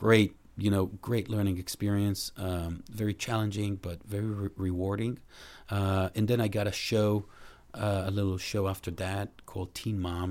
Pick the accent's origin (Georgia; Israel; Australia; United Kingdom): Israel; moved away as an adult; also born or lived in Boston, United States; now in Los Angeles, United States; I grew up in Israel